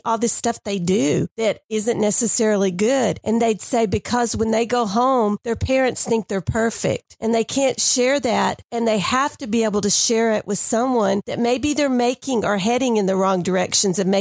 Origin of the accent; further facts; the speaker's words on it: Dallas, Texas, United States; I grew up in Dallas